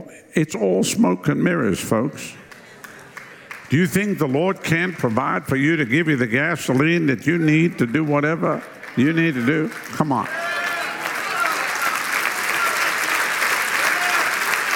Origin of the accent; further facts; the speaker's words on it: South Africa; moved away as an adult; now in United States; my wife and I come from Southern Africa, and when we left South Africa years ago, we came here December 1987